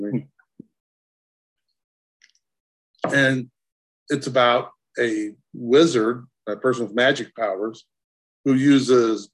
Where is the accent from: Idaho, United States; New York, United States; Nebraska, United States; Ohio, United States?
Idaho, United States; Southeast; also born or lived in California; I lived in Southeast Idaho